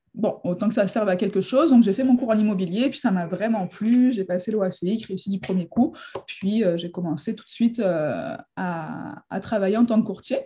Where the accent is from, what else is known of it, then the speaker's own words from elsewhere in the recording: near Marseille, Provence-Alpes-Côte d'Azur, France; moved away as an adult; now in Quebec, Canada; Je viens du sud de la France à la base, à côté de Marseille